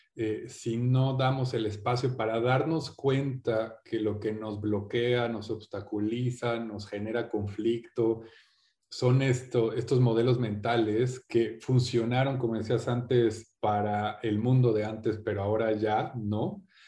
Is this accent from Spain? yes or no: no; Mexico; also born or lived in England; soy mexicano inglés, padre inglés, madre mexicana